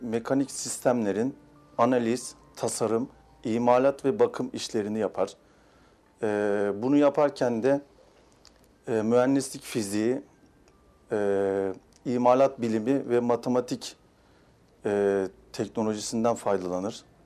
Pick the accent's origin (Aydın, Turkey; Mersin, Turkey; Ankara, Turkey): Mersin, Turkey; 1987 Mersin doğumluyum